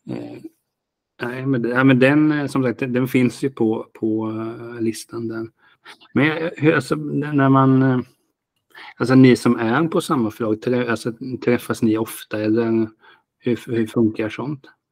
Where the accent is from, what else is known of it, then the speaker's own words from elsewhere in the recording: Hultsfred, Kalmar County, Sweden; jag är från Hultsfred